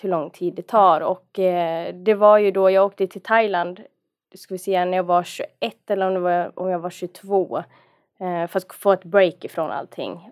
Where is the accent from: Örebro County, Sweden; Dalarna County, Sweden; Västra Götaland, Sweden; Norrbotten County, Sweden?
Dalarna County, Sweden; accent: dalmål; moved away; also born or lived in Stockholm; jag är en dalkulla från början